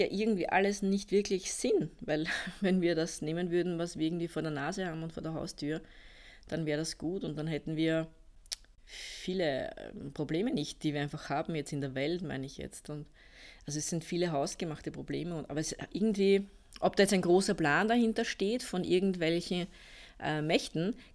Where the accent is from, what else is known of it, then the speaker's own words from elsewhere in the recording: Austria; also ich bin ja aus Österreich, wie man wahrscheinlich unschwer hören kann.